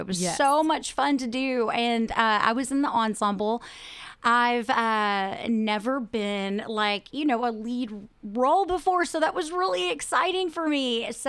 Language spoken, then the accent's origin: English; Brownwood, Texas, United States; also born or lived in Austin; I am actually from Brownwood, which is really amazing because, I mean, number one, Brownwood is amazing. It's one of the best places, I think, that you can live and grow up. So I have been here most of my life. I left for a little while to go to UT and graduated from UT.